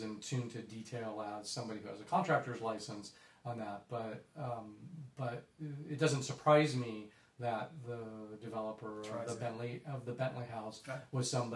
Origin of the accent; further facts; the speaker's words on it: San Diego, California, United States; now in Los Angeles, United States; I grew up in San Diego